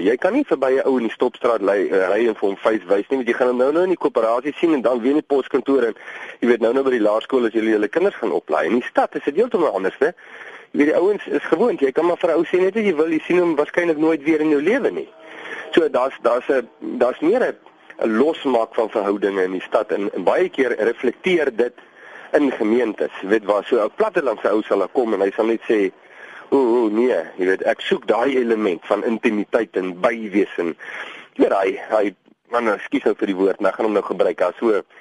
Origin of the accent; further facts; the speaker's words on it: Vredendal, Western Cape, South Africa; ons kom van Vredendal